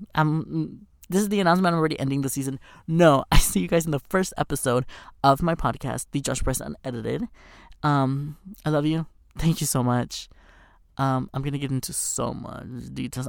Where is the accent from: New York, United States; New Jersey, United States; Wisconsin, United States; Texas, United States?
Texas, United States; moved away as an adult; now in Los Angeles, United States; I'm from Texas